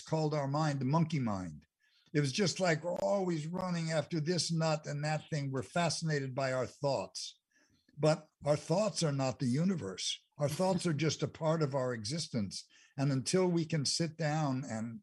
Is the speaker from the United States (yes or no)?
yes; Englewood, United States; I grew up in Englewood for a good part of my life.